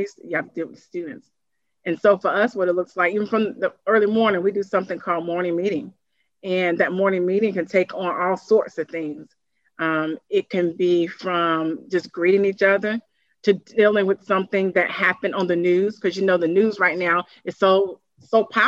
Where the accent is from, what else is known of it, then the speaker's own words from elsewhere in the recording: Durham, North Carolina, United States; I'm from Durham, I'm from the community